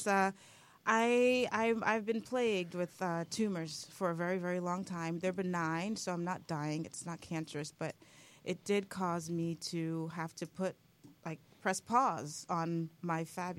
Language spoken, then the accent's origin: English; New York City, New York, United States; also born or lived in Trinidad and Tobago; I'm Caribbean. My folks are from Trinidad and Tobago. I was born in Brooklyn, New York.